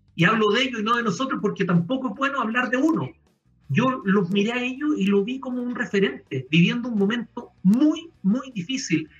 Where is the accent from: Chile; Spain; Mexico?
Chile; somos chilenos